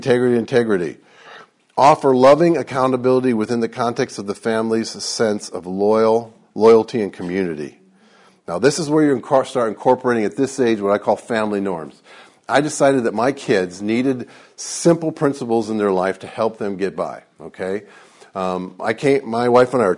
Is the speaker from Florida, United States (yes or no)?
no; Detroit, Michigan, United States; I grew up in Detroit